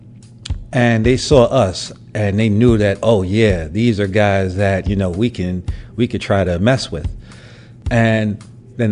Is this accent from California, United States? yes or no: no; New York City, New York, United States; growing up in Brooklyn, but I grew up during the crack era.